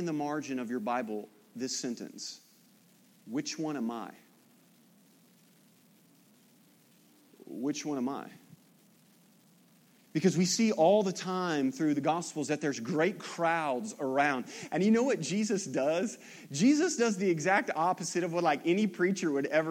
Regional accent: Kennett, Missouri, United States; I grew up in Kennett

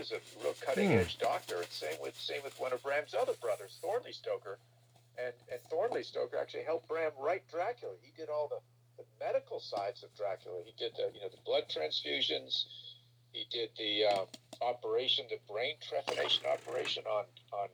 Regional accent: Montreal, Quebec, Canada; as a 12-year-old growing up in Montreal, Canada

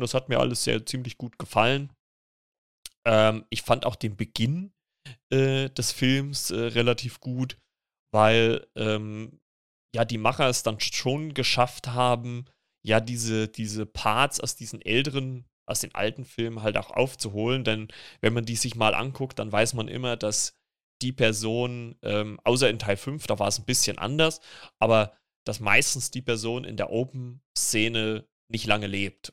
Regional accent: Germany; bei uns in Deutschland

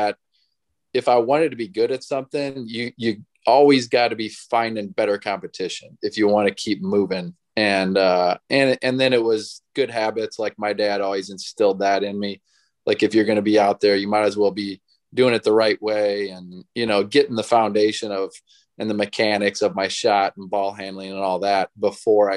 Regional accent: Illinois, United States; I grew up in Illinois

